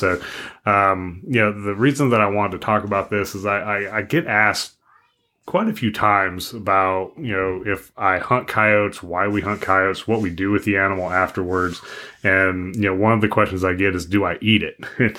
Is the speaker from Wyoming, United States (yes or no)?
yes; Wyoming, United States; where I grew up in Wyoming, if we were driving out in the back country